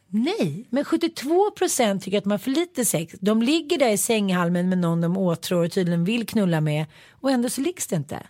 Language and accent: Swedish; Sweden; vi svenskar